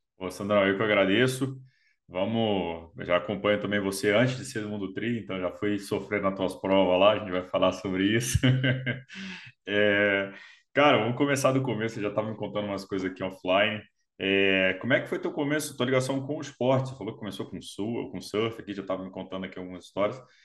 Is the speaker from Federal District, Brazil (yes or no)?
yes; Brasília, Federal District, Brazil; Eu sou de Brasília